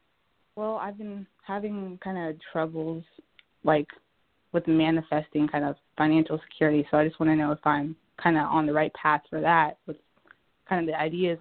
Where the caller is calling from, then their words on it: Oregon, United States; I'm calling from Oregon right now.